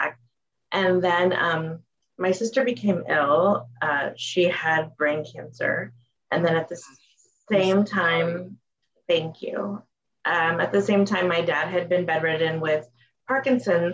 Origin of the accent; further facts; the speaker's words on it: Los Angeles, California, United States; born and raised in Los Angeles